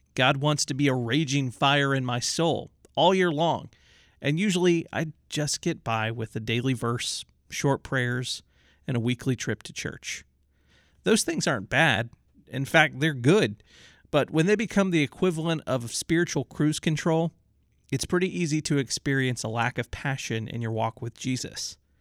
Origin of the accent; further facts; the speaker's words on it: New Orleans, Louisiana, United States; I grew up in New Orleans